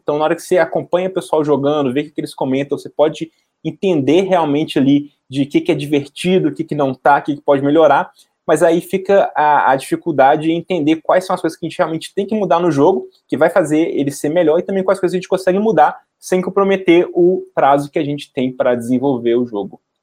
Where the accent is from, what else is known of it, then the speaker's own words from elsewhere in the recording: Belo Horizonte, Minas Gerais, Brazil; eu sou de Belo Horizonte